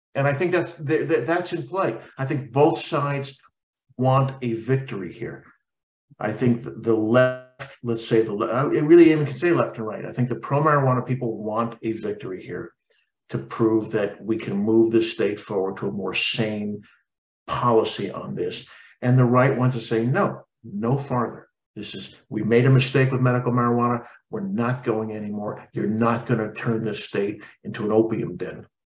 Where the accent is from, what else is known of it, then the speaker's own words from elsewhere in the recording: New York, United States; I grew up in New York.